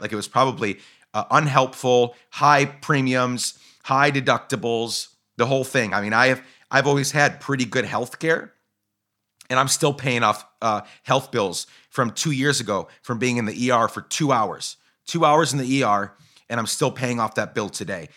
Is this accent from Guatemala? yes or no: yes; Guatemala; moved away; also born or lived in Seattle area, Washington, United States; I grew up in Guatemala